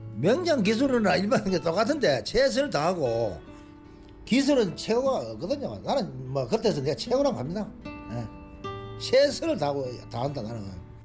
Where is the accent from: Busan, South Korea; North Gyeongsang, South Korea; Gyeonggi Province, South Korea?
North Gyeongsang, South Korea; Cheongdo; also born or lived in Daegu; 중학교가 그 왕복 30리 걸어 다니거든요. 그때 청도군에서